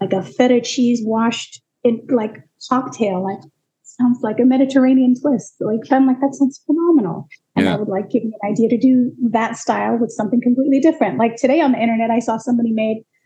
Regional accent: Fiji; also born or lived in Seattle; now in Portland, United States; I was born and raised in the Fiji Islands

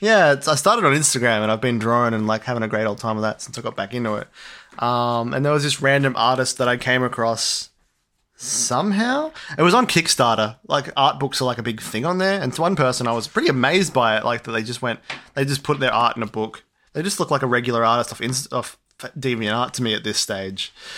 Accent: Australia; we're Australian

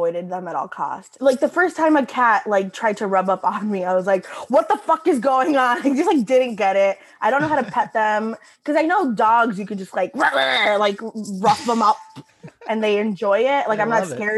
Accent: Florida, United States; also born or lived in Brooklyn, New York; now in New York City, United States; I was born in Brooklyn, but I'm a Florida girl

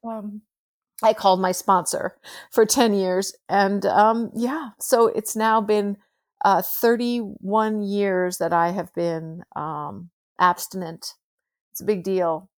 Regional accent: United States; I'm American

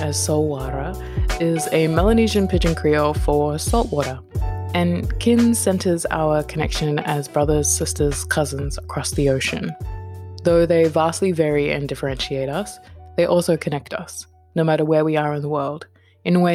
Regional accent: New Zealand; also born or lived in Western Australia; now in Australia; I was born in Aotearoa, and I am currently living and working on Bibbulmun country.

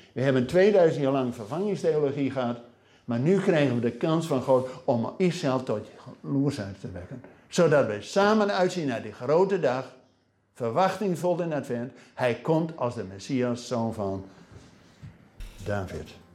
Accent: Netherlands; wij als Nederlanders, als gelovigen in Nederland

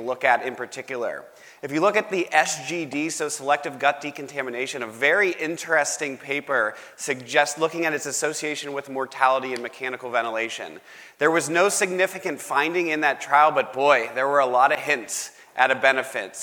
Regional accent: Pittsburgh, Pennsylvania, United States; I'm from Pittsburgh.

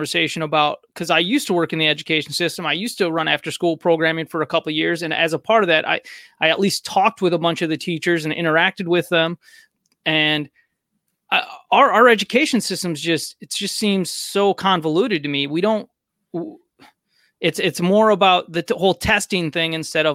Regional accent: United States; also born or lived in Missouri; growing up in America

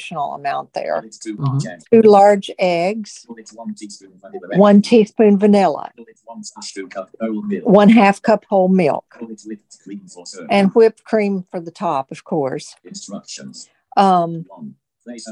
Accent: Tennessee, United States; moved away; I grew up in Tennessee

